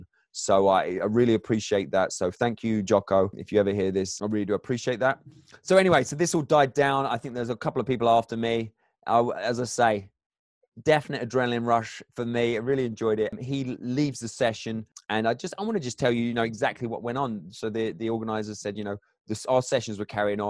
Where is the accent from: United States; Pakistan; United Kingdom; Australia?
United Kingdom; England; I'm English